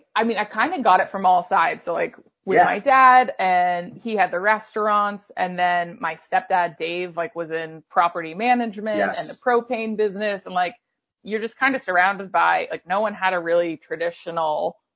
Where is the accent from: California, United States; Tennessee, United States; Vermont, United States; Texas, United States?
Vermont, United States; Waterbury; also born or lived in Long Island, New York; And then we moved to Waterbury when I was almost 5 from Long Island.